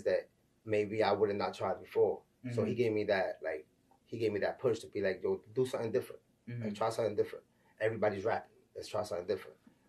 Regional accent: New York City, New York, United States; I'm from the Bronx, New York, you know what I'm saying? Raised Marble Hill Projects.

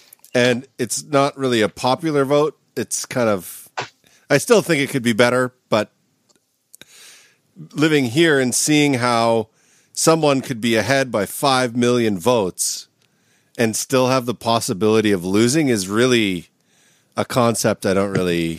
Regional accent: Canada; now in United States; For me as a Canadian

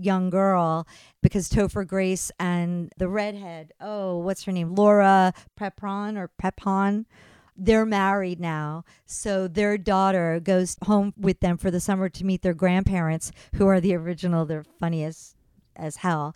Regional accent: East Coast, United States; growing up on the East Coast

